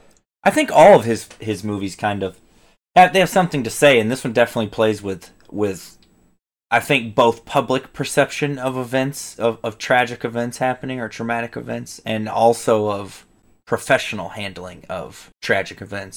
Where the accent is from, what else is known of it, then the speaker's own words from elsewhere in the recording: Colorado, United States; also born or lived in Wyoming; my childhood, I grew up in Colorado and Wyoming, a lot of it, and definitely similar, you know, like, rural mountain towns